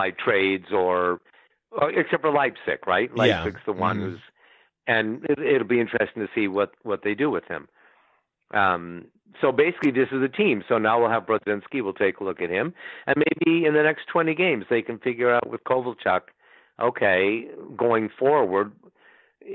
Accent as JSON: {"language": "English", "town": "Ottawa", "region": "Ontario", "country": "Canada", "tie": "born or raised there", "moved": "yes", "said": "my hometown"}